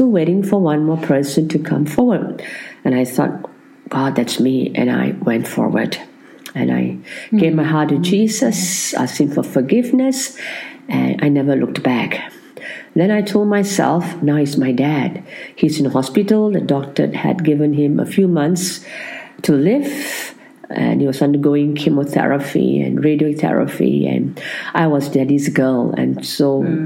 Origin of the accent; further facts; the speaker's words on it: Kuala Lumpur, Malaysia; I'm a Malaysian from Kuala Lumpur, which is the capital of Malaysia.